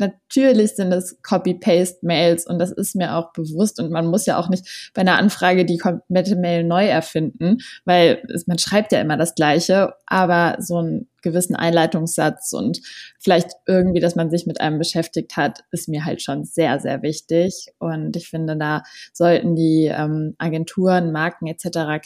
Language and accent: German; Berlin, Germany; ich komme aus Berlin, 25 Jahre alt